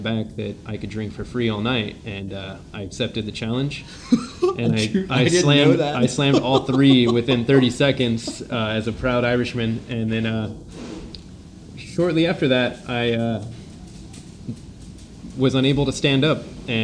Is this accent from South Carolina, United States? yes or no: no; St. Maries, Idaho, United States; also born or lived in Lotus, California / Auburn, California; I grew up in a small town in Gold Country called Lotus. I was born in Auburn, California, and when I was in the third grade, my family moved us to St. Mary's, Idaho, which is an even smaller town in the panhandle of Idaho